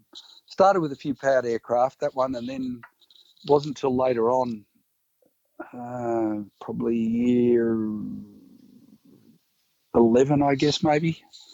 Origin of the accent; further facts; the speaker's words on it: Coffs Harbour, New South Wales, Australia; I grew up in Coffs Harbour.